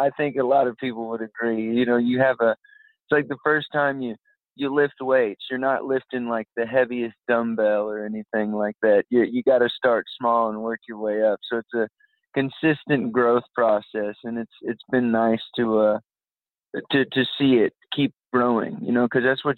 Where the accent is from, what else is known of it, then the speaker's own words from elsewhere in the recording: San Antonio, Texas, United States; moved away; I'm from San Antonio, Texas originally